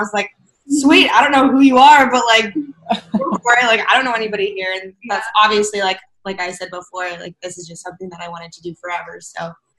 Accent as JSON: {"language": "English", "town": "San Diego", "region": "California", "country": "United States", "tie": "born or raised there", "also_born_or_lived": "Philadelphia", "said": "So I moved here when I was like 3. I grew up all over San Diego. I've pretty much lived in like every little town of San Diego."}